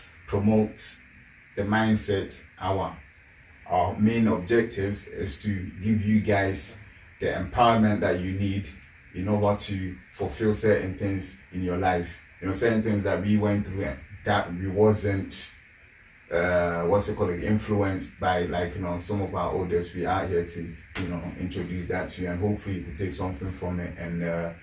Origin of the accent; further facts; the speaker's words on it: Ghana; now in London, United Kingdom; I went to private school when I was in Ghana